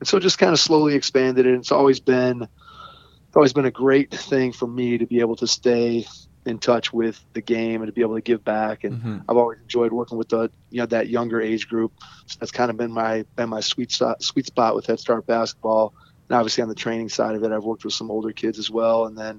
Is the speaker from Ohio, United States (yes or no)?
yes; Cleveland, Ohio, United States; Growing up, worked at Ron Harper's camp here in Cleveland